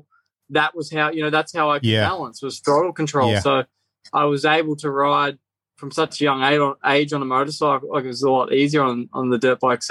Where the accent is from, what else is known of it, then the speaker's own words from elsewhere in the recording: Northern Victoria, Australia; moved away as an adult; also born or lived in Kerang, Victoria / Deniliquin, New South Wales; now in Southern California, United States; I grew up like Northern Victoria, born in Northern Victoria, lived on both sides of the Murray River.